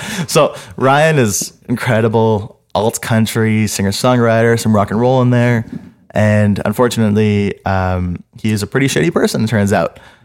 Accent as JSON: {"language": "English", "town": "Montreal", "region": "Quebec", "country": "Canada", "tie": "born or raised there", "said": "I grew up in Montreal my whole life."}